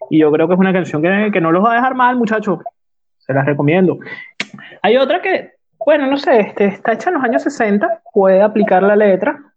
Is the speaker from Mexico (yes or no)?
no; Venezuela; moved away; estaba de moda cuando yo me vine de Venezuela